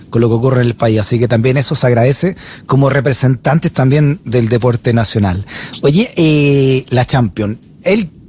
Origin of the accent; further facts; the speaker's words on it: Chile; nosotros como chilenos